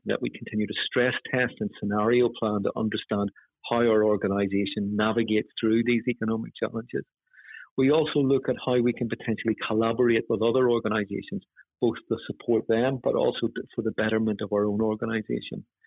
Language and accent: English; Northern Ireland, United Kingdom; moved away; you probably get a sense from my accent that I come from Northern Ireland